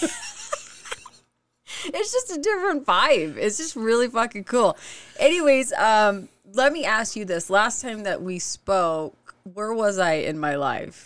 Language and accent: English; Oregon, United States; moved away as an adult; also born or lived in Utah; now in Lehi, United States; I'm from Oregon originally